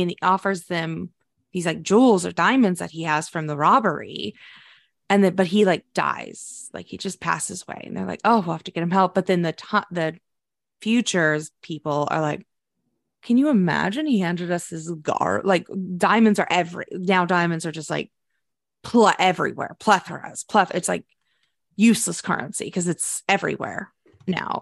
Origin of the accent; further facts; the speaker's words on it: United States; we are American, our schools are terrible